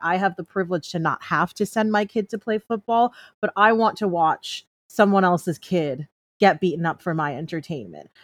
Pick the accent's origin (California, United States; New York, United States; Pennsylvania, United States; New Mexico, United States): New York, United States; moved away as an adult; now in Los Angeles, United States; I'm born and raised in New York, and I had been living in L A for the last year